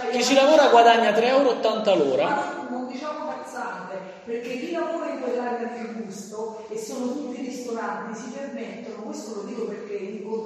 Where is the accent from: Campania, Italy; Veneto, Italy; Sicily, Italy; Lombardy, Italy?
Campania, Italy; Naples; da vengo da Napoli, vado